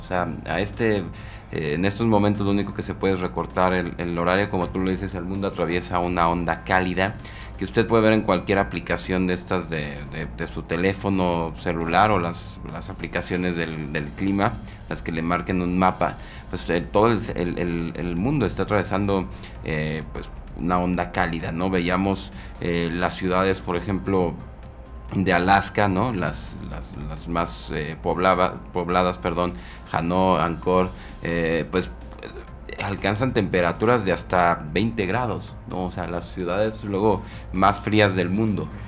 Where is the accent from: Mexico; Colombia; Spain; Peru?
Mexico